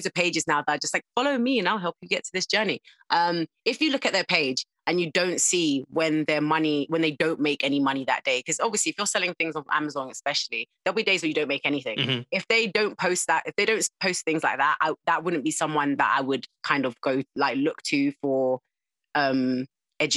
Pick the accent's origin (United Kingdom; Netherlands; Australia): United Kingdom; Croydon, London; accent: South London; moved away as an adult; now in Surrey, United Kingdom; I was born and bred in South London, Croydon